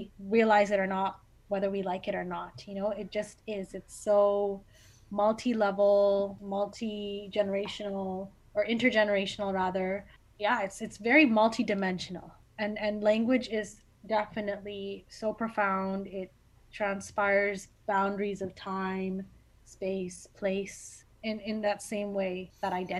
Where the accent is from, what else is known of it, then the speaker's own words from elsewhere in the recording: Canada; I was born and raised here